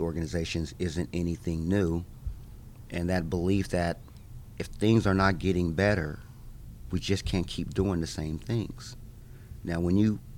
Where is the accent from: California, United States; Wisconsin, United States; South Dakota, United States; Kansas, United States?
Kansas, United States; Manhattan; now in Topeka, United States; I grew up in Manhattan, Kansas, right down there